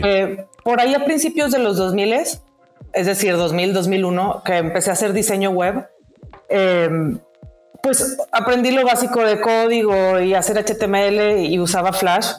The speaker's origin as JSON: {"language": "Spanish", "town": "Monterrey", "region": "Nuevo León", "country": "Mexico", "said": "siendo regia"}